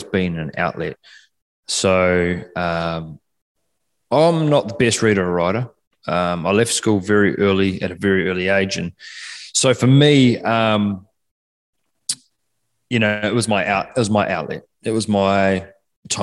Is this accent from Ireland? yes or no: no; Takaka, Tasman, New Zealand; accent: Kiwi; now in Perth, Australia; I'm from a small place called Golden Bay in the top of the South Island of New Zealand